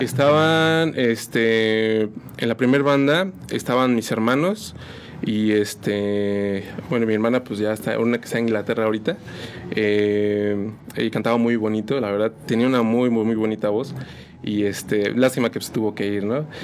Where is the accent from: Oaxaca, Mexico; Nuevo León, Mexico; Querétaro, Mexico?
Querétaro, Mexico; San Juan del Río; soy originario de aquí, de San Juan del Río. Este, pues aquí he estado realmente toda mi vida